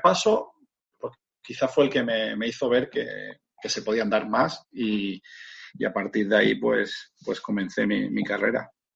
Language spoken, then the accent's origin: Spanish; Granada, Andalusia, Spain; moved away as an adult; also born or lived in Motril; Me fui de, Granada, de, mi ciudad natal